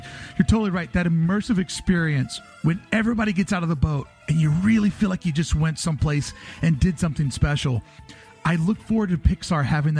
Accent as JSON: {"language": "English", "region": "Kentucky", "country": "United States", "moved": "yes", "said": "I'm originally from Kentucky"}